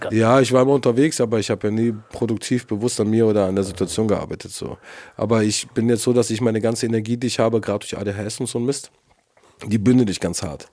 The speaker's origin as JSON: {"language": "German", "region": "Berlin", "country": "Germany", "said": "Ich bin Berliner"}